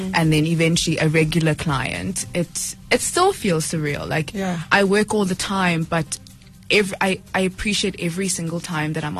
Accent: Johannesburg, Gauteng, South Africa; also born or lived in Polokwane, Limpopo; born in Pietersburg at the time before it was changed to Polokwane. I grew up in Flora Park. I went to PCS from grade 1 to 3 until we relocated to Johannesburg in 2005

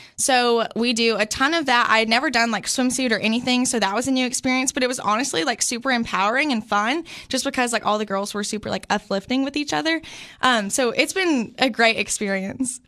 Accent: Sparta, Tennessee, United States; I grew up in this sweet little town of Sparta, Tennessee.

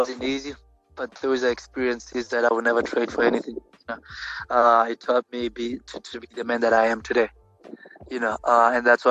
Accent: South Africa; moved away as an adult; now in United States; I come from South Africa

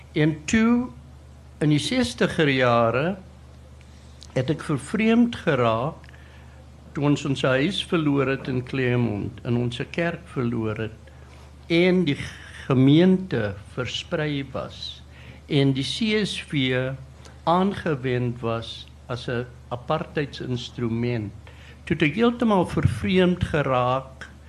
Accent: South Africa; moved away as an adult; toe ek weer die land verlaat in 73 en toe in 92 teruggekom

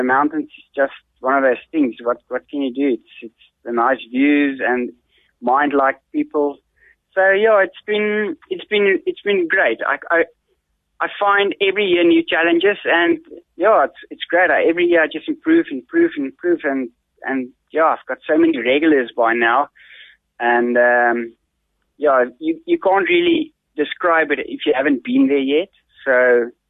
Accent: Bethlehem, Free State, South Africa; moved away as an adult; also born or lived in Pretoria; I was born in Bethlehem and raised in Bethlehem

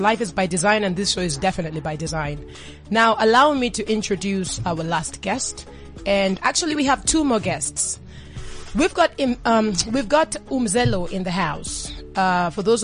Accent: Kenya; I'm Kenyan

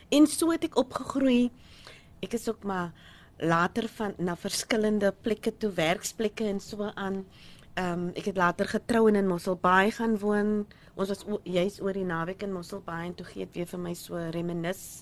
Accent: Manenberg, Western Cape, South Africa; ek gebore Loupshire. Ehm um, ja, ek het in Menenberg groot

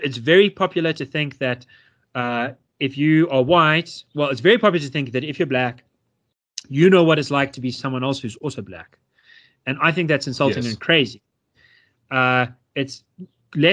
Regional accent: South Africa; me feel so proud to be a South African

